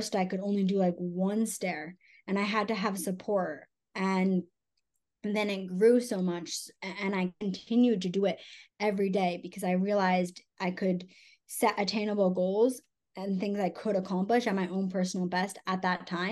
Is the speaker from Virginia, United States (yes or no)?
no; Connecticut, United States; moved away; also born or lived in Salt Lake City, Utah; my husband and I, and we are both from Connecticut